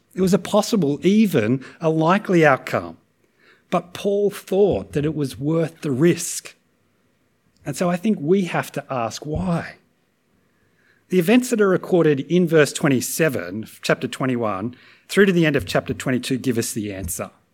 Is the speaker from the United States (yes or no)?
no; Australia; as Aussies